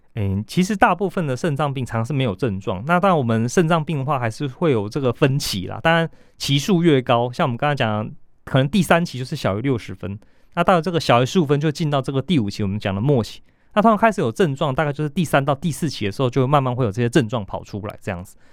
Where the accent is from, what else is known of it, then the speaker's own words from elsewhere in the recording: Taiwan; 我们其实台湾人